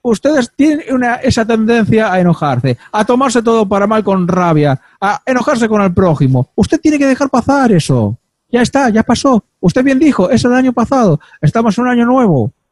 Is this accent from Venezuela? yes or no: no; Catalonia, Spain; Número uno, no soy gallego, soy catalán.